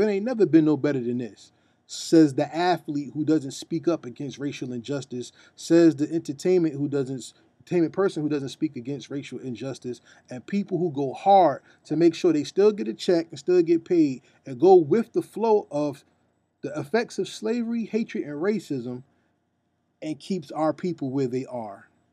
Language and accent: English; New Jersey, United States; I'm from New Jersey